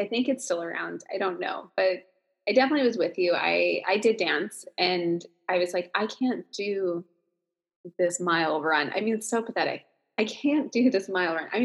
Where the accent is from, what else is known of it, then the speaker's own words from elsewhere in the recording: New Jersey, United States; I'm from New Jersey